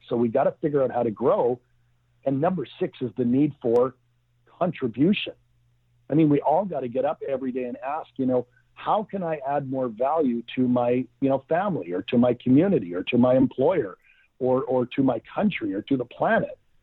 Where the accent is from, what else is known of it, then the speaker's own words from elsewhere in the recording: Vancouver, British Columbia, Canada; I'm from Vancouver, British Columbia, Canada, grew up, went to university